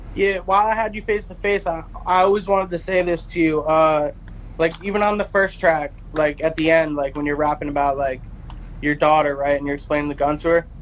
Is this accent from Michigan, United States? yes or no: no; New Jersey, United States; We're both from New Jersey